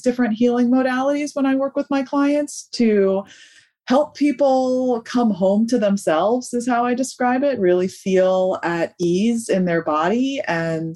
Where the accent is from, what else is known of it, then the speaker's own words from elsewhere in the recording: New York, United States; now in Delaware, United States; I'm originally from New York and now I live in Delaware